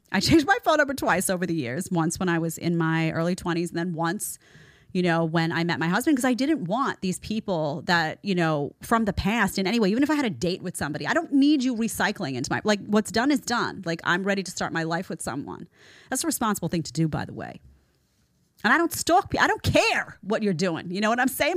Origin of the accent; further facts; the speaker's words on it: New York, United States; I'm a New Yorker